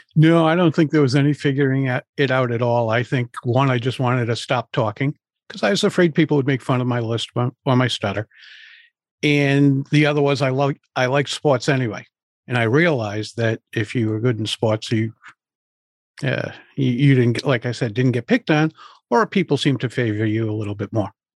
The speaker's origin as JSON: {"language": "English", "town": "Providence", "region": "Rhode Island", "country": "United States", "tie": "born or raised there", "said": "I grew up in Providence, Rhode Island. I live just outside of Providence now"}